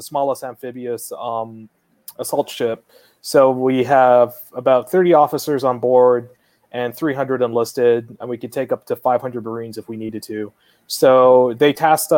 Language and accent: English; Guam; moved away as an adult; I was born and raised on Guam